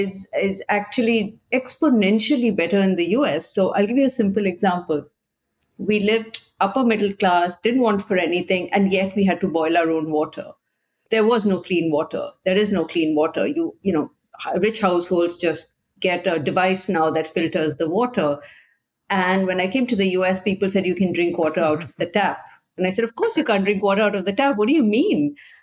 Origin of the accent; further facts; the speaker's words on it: India; moved away as an adult; now in United States; I grew up Catholic in India